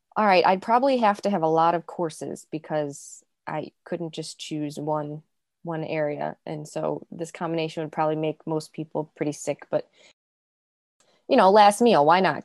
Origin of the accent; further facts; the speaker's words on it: Chicago, Illinois, United States; I grew up in the south suburbs of Chicago, so born and raised in Chicago